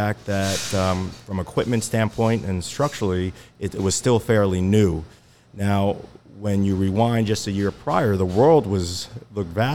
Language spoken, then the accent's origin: English; New Jersey, United States; moved away as an adult; also born or lived in New Haven, Connecticut; now in Orange County, United States; Originally born and raised in New Jersey and college in New Haven, Connecticut